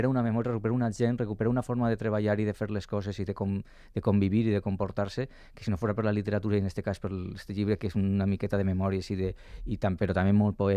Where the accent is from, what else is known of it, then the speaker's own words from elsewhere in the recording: Valencia, Valencian Community, Spain; Soc de València ciutat i a més del, del barri de la Seu